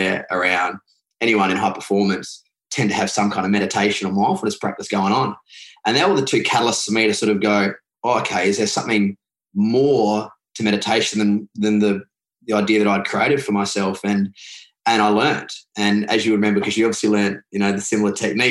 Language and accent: English; Adelaide, South Australia, Australia; I grew up in Adelaide in South Australia, which is the bottom part of Australia